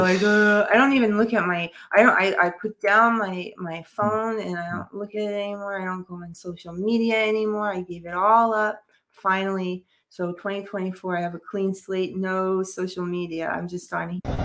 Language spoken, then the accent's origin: English; New York, United States; I'm from New York, and in New York, we all had to hear about Donald in the tabloids